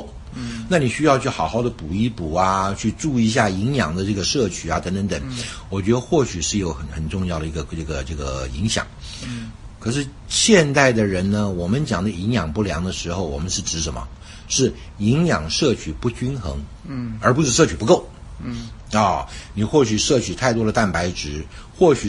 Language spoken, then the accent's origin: Chinese; China; 我所知道的一些中医的一些这个概念呢，就是因为我是中国人，嗯，从从小呢就长大的呢